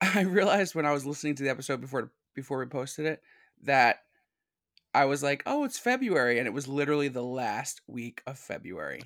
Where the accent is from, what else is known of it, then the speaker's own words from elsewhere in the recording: Philadelphia, Pennsylvania, United States; Keystone State. Yeah, I'm from Philly